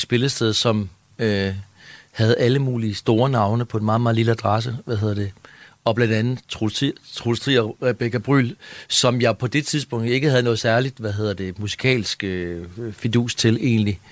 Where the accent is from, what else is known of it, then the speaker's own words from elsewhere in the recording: Ringkøbing, Central Denmark Region, Denmark; Jeg voksede op i Ringkøbing ude ved øh, Ringkøbing Fjord, Vestjylland